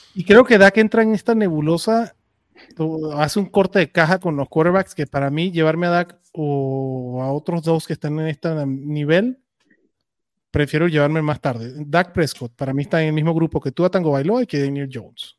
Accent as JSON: {"language": "Spanish", "country": "Venezuela", "moved": "yes", "said": "en mi tierra, o sea, Venezuela"}